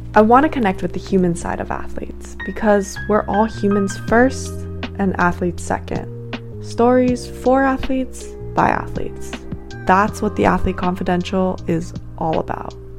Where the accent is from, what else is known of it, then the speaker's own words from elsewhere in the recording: Hawaii, United States; moved away as an adult; also born or lived in Portland, Oregon / Sweden; I'm originally from Hawaii also